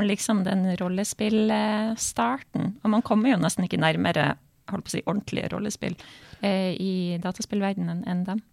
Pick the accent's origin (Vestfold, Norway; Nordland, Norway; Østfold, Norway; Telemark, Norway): Nordland, Norway; Bodø; som sto på stua hjemme i Bodø